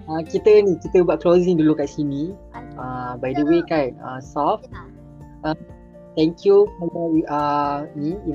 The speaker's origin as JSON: {"language": "Malay", "country": "Malaysia", "said": "kita kita orang Melayu, kita kita bangsa Melayu, bahasa kebangsaan kita bahasa Melayu. So kita as a warga negara Malaysia"}